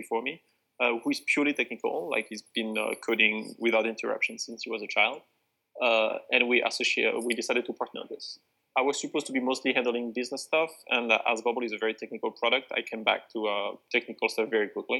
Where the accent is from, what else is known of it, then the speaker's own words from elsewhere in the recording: France; moved away as an adult; I'm not from here. I'm from France originally.